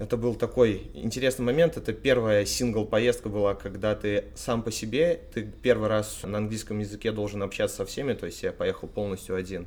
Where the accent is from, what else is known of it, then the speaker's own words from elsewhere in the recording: Minsk, Belarus; Из Минска